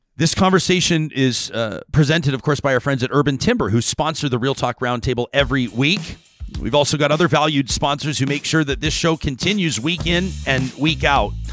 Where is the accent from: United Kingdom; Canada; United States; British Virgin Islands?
Canada; Calgary, Alberta; I grew up in Calgary